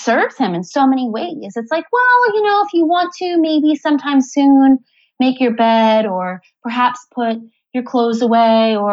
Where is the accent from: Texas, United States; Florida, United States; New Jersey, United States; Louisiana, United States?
New Jersey, United States; moved away as an adult; now in New Zealand; I'm originally from Jersey